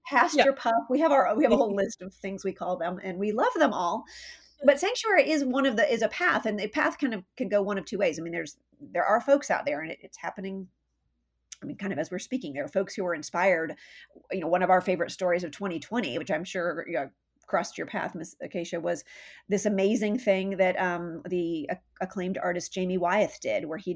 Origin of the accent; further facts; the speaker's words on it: San Diego, California, United States; now in Saratoga, United States; I grew up um, in Southern California, so for those listening, um, San Diego is my hometown